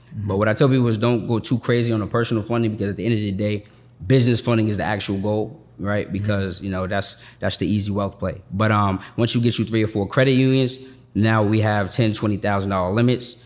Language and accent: English; Boston, Massachusetts, United States; moved away as an adult; now in Atlanta, United States; I'm from Boston